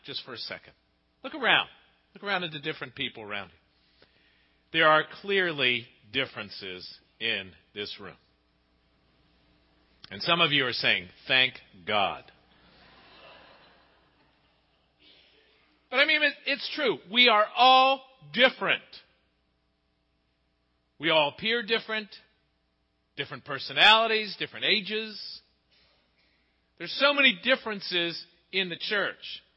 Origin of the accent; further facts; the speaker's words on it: Pittsburgh, Pennsylvania, United States; growing up in Pittsburgh, 50 years ago, when I was 10 years old